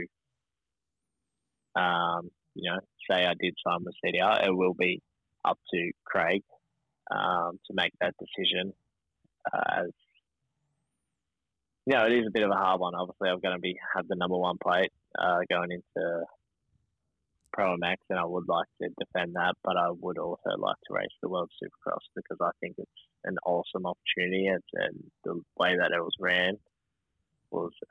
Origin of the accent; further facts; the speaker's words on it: Australia; as an Aussie rider